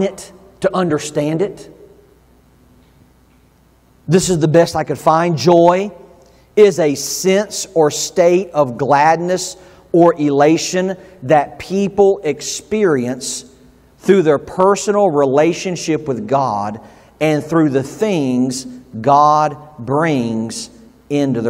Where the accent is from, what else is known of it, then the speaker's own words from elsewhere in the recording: the South, United States; moved away; I grew up in the South